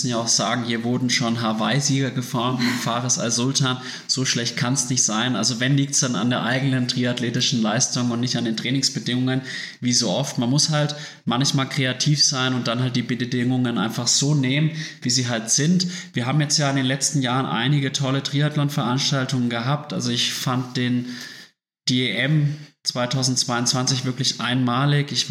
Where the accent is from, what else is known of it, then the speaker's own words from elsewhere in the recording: Würzburg, Bavaria, Germany; now in Munich, Germany; ich komme ja aus Würzburg und in Würzburg hat man sich eigentlich ständig gesehen. Man hat halt nah beieinander gewohnt